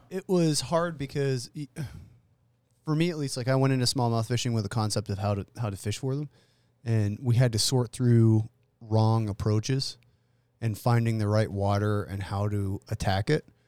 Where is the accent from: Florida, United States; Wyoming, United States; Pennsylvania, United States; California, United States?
Pennsylvania, United States; moved away; I grew up in Pennsylvania on the Allegheny